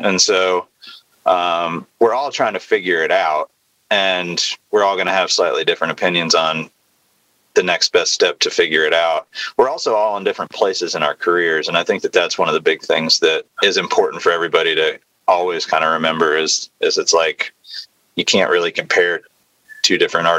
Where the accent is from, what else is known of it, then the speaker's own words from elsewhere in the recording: Nashville, Tennessee, United States; That was a big thing, I think, for all of us growing up in Nashville